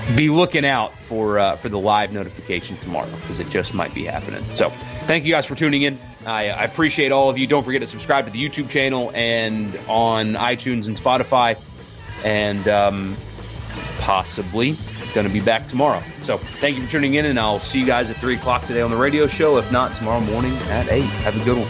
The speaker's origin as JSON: {"language": "English", "region": "South Carolina", "country": "United States", "tie": "born or raised there", "said": "I grew up in South Carolina"}